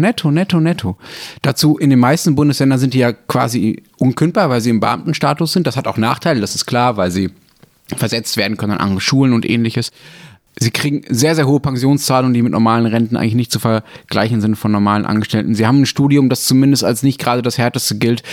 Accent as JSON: {"language": "German", "country": "Germany", "said": "bei uns in Deutschland"}